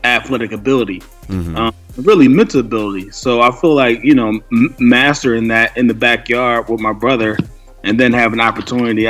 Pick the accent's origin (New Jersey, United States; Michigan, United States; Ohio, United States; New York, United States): New Jersey, United States; Camden; also born or lived in Glassboro, New Jersey; I grew up in, I was originally from Camden, New Jersey, and then I moved out of Camden and went to Glassboro